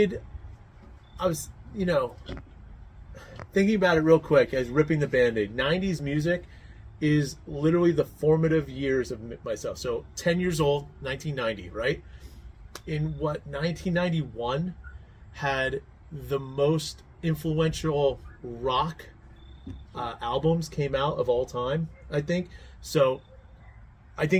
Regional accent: New Jersey, United States; we grew up in New Jersey, okay? We're from Jersey

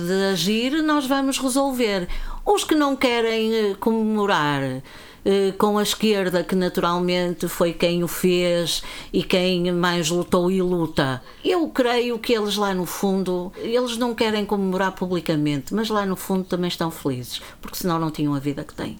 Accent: Viana do Castelo, Norte, Portugal; rua General Luís do Rego, por acaso a rua onde eu nasci, onde morava a minha avó

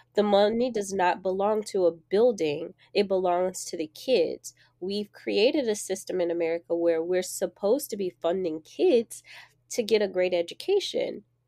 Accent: Jacksonville, Florida, United States; I grew up in Jacksonville, Florida, on the east side, and people from Jacksonville, we say out east

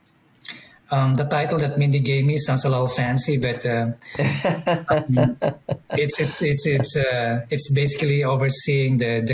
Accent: Umingan, Ilocos Region, Philippines; moved away as an adult; also born or lived in Baguio / New Jersey; now in United States; Yeah, I grew up in Pangasinan. That's my hometown is. Omingan, Pangasinan.

